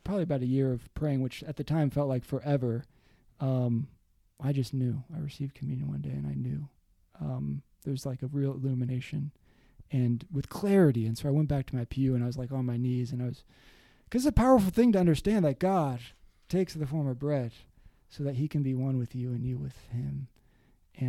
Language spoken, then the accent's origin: English; Westerville, Ohio, United States; now in New York City, United States; I grew up in Westerville, Ohio